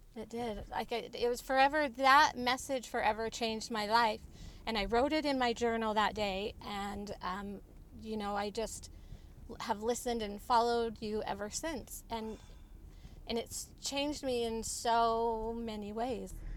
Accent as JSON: {"language": "English", "region": "Utah", "country": "United States", "said": "I'm from Utah."}